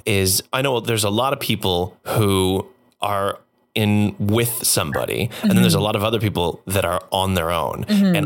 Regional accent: Canada; especially being Canadian

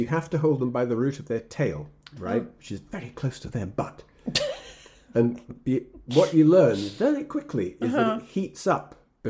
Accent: Egypt; born there; I was born in Egypt because my father was what's called DAQ, which is Deputy Adjutant Quartermaster in Egypt. So I was born there.

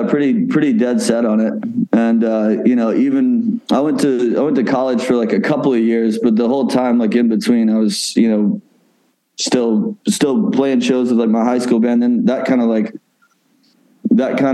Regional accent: Oxford, Mississippi, United States; Ole Miss, which is like in my hometown

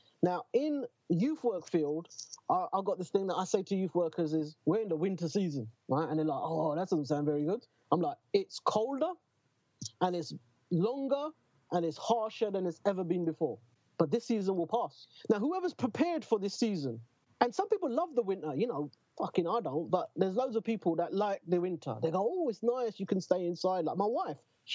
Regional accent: London, United Kingdom; I'm fucking born and bred in Newham

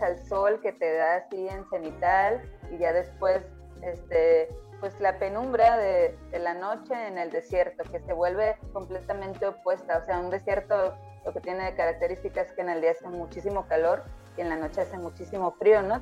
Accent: Tepic, Nayarit, Mexico; nosotras somos acá de Tepic, Nayarit

